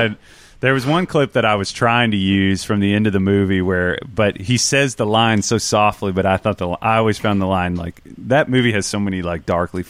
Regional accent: Southern United States, United States; accent: Southern; "Oh, I'm country."

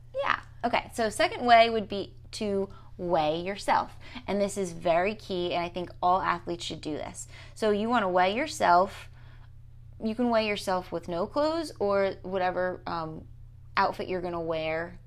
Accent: New Jersey, United States; I say water funny 'cause I'm from New Jersey.

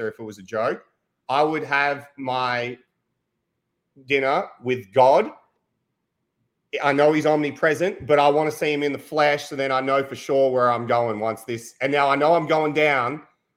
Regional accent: Australia; I'm Australian.

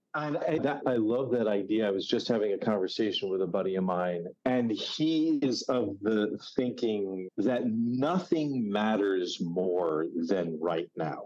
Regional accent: New Jersey, United States; moved away as an adult; now in New York City, United States; I'm from New Jersey. Most of my adult life has been in New York City, but from New Jersey, from a stereotypical northeast suburb

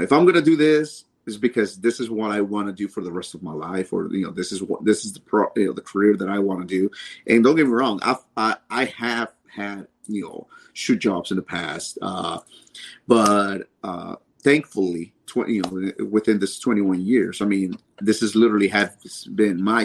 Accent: Dallas, Texas, United States; also born or lived in Mexico; my hometown

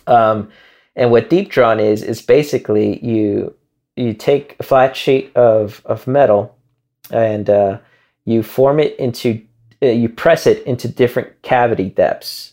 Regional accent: Chicago, Illinois, United States; moved away; growing up in Chicago

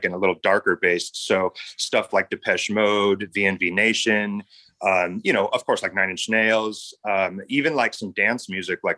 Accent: San Diego, California, United States; I was born in San Diego, right on the Tijuana border

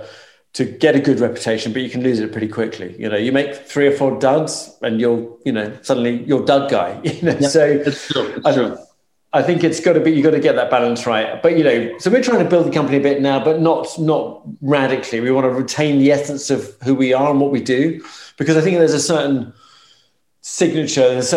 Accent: United Kingdom; accent: British; my British accent

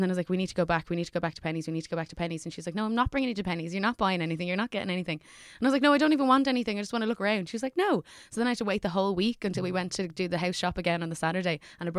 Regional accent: Dublin, Leinster, Ireland; I'm from Rathfarnham.

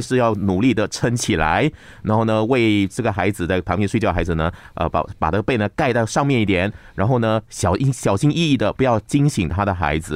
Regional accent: Malaysia; 我们马来西亚一个文化界的一个大佬

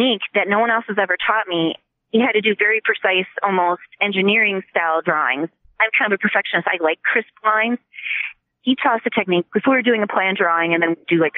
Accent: Stoughton, Wisconsin, United States; also born or lived in Port Washington, Wisconsin / Freeport, Illinois / Rockford, Illinois / Milwaukee, Wisconsin; I pretty much grew up just 3 miles outside of Stoughton, went to high school there

